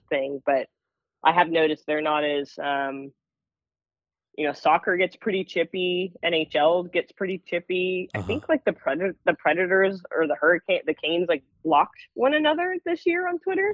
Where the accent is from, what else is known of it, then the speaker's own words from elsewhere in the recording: Seattle, Washington, United States; my backyard of my hometown